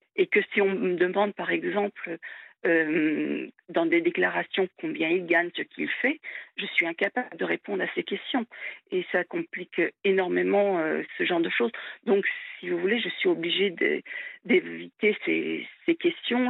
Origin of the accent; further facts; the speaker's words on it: France; en tant que Française